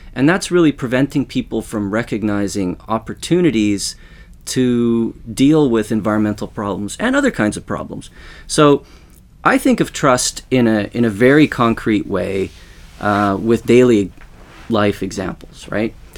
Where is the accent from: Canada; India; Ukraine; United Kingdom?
Canada; Western Canada; now in Sweden; I grew up in Western Canada